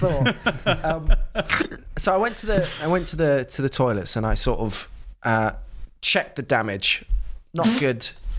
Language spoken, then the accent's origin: English; Margate, South East England, United Kingdom; my hometown in Margate.